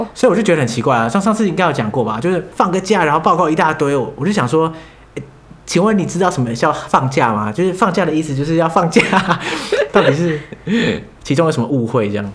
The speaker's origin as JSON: {"language": "Chinese", "country": "Taiwan", "moved": "as an adult", "lives_now": "Heidelberg, Germany", "said": "我从台湾来"}